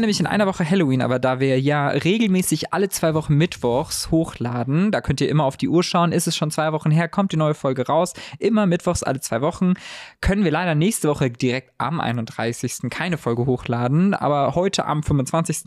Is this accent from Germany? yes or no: yes; Heidelberg, Baden-Württemberg, Germany; ich bin in Heidelberg aufgewachsen